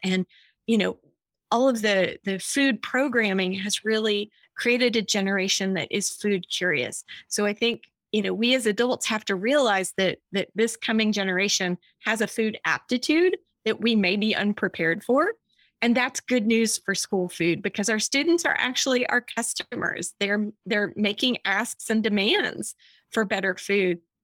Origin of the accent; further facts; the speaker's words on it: Austin, Texas, United States; I'm from Austin, Texas